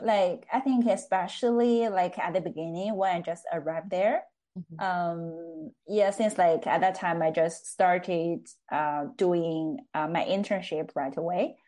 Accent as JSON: {"language": "English", "town": "Chengde", "region": "Hebei", "country": "China", "tie": "born or raised there", "second_language": "English", "moved": "as an adult", "lives_now": "Oslo, Norway", "said": "my hometown is called Chengde."}